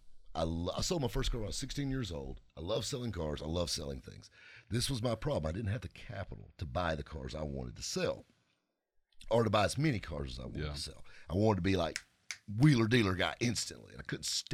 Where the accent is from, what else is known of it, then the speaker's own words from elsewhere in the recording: the South, United States; we're all from the South